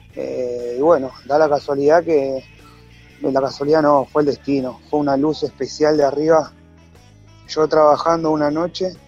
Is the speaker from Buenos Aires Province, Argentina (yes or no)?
yes; Ciudadela, Buenos Aires Province, Argentina; yo soy de la localidad de Ciudadela, eh, en realidad yo me crié en Fuerte Apache, sigo viviendo en Fuerte Apache